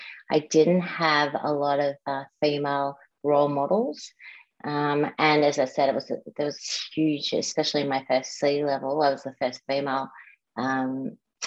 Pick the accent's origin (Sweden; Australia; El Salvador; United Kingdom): Australia; Melbourne, Victoria; I grew up in Melbourne and went to private schools here